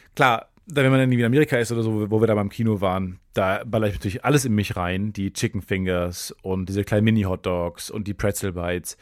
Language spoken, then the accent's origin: German; Cologne, North Rhine-Westphalia, Germany; Ich als Kölner